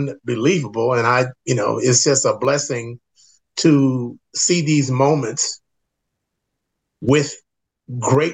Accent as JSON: {"language": "English", "town": "Los Angeles", "region": "California", "country": "United States", "tie": "born or raised there", "also_born_or_lived": "Washington, D.C."}